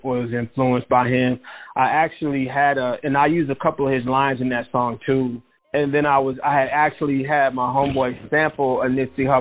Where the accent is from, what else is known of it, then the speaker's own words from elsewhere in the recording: Oklahoma, United States; I'm from Oklahoma. You know what I'm saying? Like I'm if anything, I sound like Oklahoma.